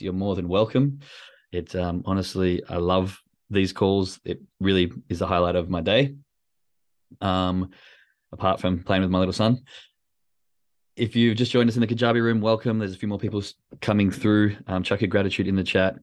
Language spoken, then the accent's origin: English; Australia; moved away as an adult; now in Germany; growing up in Australia, being from, you know, first world country